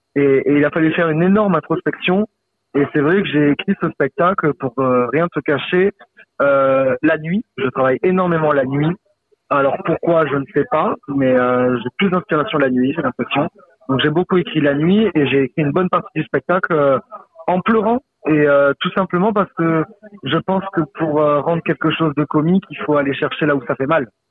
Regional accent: Saint-Laurent-de-la-Salanque, Occitania, France; born or raised there

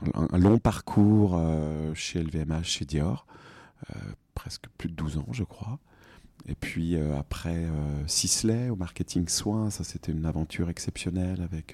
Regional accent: Bourgogne-Franche-Comté, France; now in Paris, France; Je suis franc-comtois à Paris. Je viens de Franche-Comté

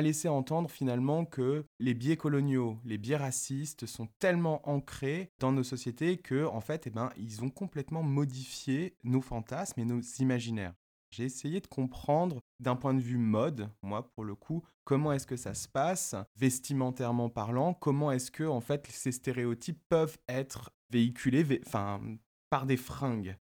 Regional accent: Paris, Île-de-France, France; mes deux parents sont tunisiens, ma famille est tunisienne, je suis né et j'ai grandi à Paris

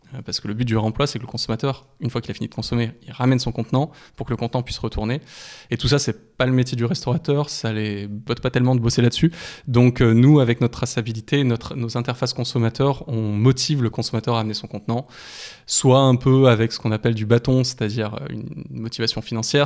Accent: France; en tant que Français

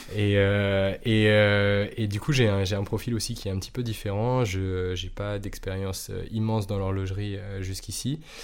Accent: Normandy, France; je suis normand à la base

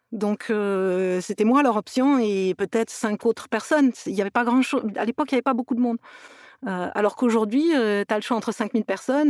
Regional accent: near Toulouse, Occitania, France; also born or lived in Metz / Montpellier / England; now in Los Angeles, United States; je suis née à Metz, mais j'ai passé mon enfance près de Toulouse. Donc, euh, donc je me sens toulousaine

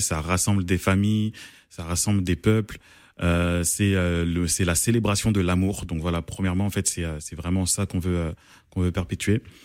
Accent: Paris, Île-de-France, France; je suis congolais d'origine congolaise, mais né à Paris

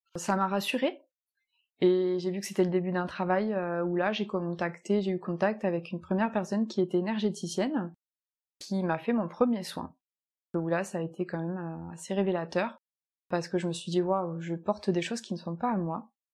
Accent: Picardy, Hauts-de-France, France; moved away as an adult; also born or lived in Nice / Landes; now in Capbreton, France; je suis de Picardie, du Nord

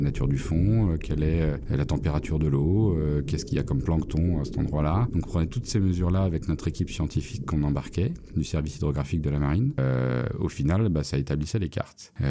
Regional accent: Paris suburbs, Vallée de Chevreuse, Île-de-France, France; moved away as an adult; also born or lived in Châtenay-Malabry, Hauts-de-Seine; Je suis né à Châtenay-Malabry, donc dans les Hauts-de-Seine. J'ai grandi toute mon enfance euh, en banlieue parisienne, euh, euh, dans un cadre assez préservé qu'est la vallée de Chevreuse

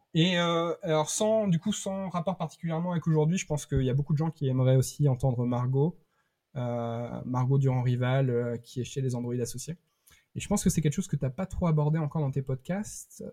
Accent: Bergerac, Nouvelle-Aquitaine, France; now in Rennes, France; je, viens du sud-ouest, je viens de Bergerac

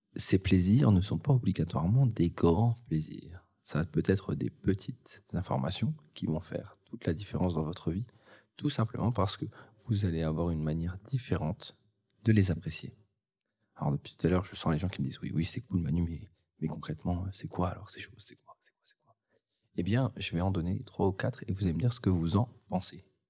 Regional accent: the North, Hauts-de-France, France; je viens du Nord, donc ce euh, c'est pas non plus euh, le lieu où il fait le plus beau.

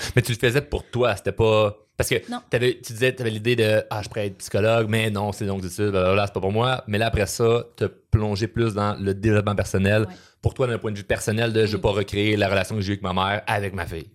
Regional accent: Quebec, Canada; je suis très, très, très québécois

